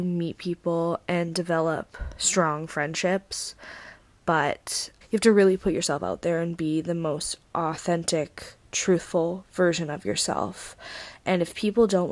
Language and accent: English; Vancouver, British Columbia, Canada; moved away as an adult; now in Brighton, United Kingdom; I'm Canadian and how I'm in the UK